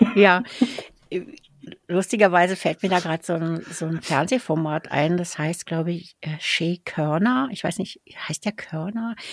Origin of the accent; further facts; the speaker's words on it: Berlin, Germany; ich als Berliner